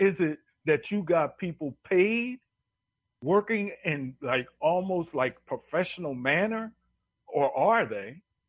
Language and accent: English; Philadelphia, Pennsylvania, United States; I grew up in downtown around the Italian